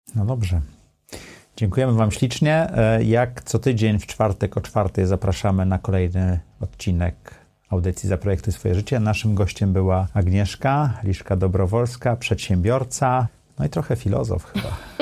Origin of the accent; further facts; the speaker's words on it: Sopot, Pomeranian Voivodeship, Poland; now in Warsaw, Poland; Ja jestem z Dolnego Sopotu, tak, z Gwardii Ludowej